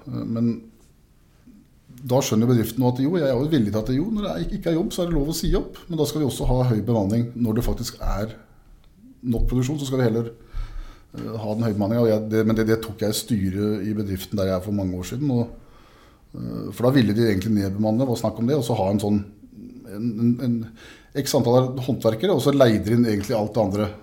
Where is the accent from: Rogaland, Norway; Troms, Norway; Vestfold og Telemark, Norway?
Vestfold og Telemark, Norway; Grenland; also born or lived in Siljan; men i Grenland, som jeg kommer fra, så er det jo en kultur fra industrien